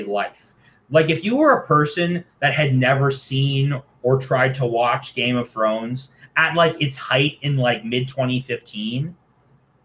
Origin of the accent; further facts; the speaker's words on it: Toronto, Ontario, Canada; I'm a dude from Toronto in my 20s